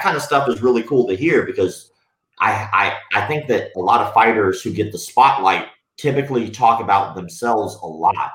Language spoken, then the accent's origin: English; the South, United States; I'm from the South, and that was just kind of how I was raised